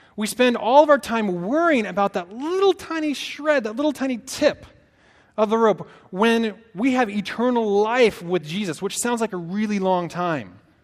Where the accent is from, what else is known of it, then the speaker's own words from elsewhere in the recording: Portland, Oregon, United States; moved away as an adult; also born or lived in Santa Barbara, California / Dixon, California; now in Sacramento, United States; I'm from Oregon. Uh, from the Northwest in the Portland area.